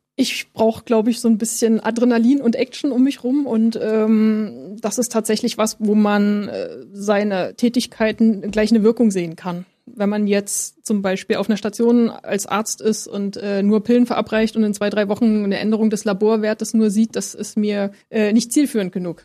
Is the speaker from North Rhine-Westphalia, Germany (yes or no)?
no; Leipzig, Saxony, Germany; moved away as an adult; also born or lived in Berlin; now in Potsdam, Germany; Ich bin in Leipzig geboren